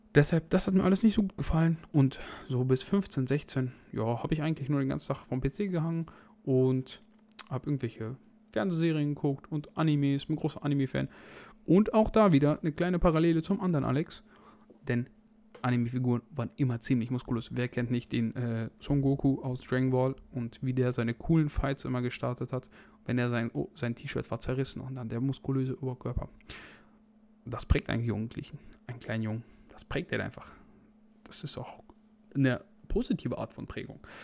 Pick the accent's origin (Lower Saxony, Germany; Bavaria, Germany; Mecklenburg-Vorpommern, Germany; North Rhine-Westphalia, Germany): North Rhine-Westphalia, Germany; ich komme aus Nordrhein-Westfalen und wir wohnen an der niedersächsischen Grenze